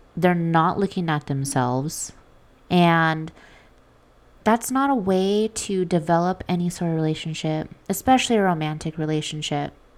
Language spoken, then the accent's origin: English; Las Vegas, Nevada, United States; I'm from Vegas